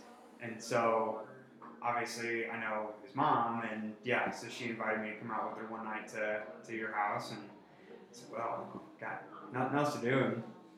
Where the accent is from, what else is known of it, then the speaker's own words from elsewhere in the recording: St. Charles, Missouri, United States; also born or lived in Alaska; I grew up just down the street, actually. About 3 miles from here.